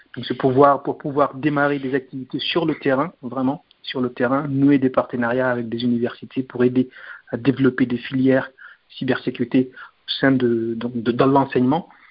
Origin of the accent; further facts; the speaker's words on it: Guinea; on est guinéen